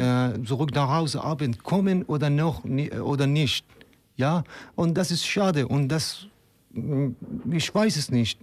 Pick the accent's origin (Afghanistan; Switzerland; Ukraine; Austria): Afghanistan; German is a second language; moved away as an adult; now in Leipzig, Germany; ich komme aus Afghanistan und äh, seit eineinhalb Jahren in Deutschland, in, äh, in Leipzig.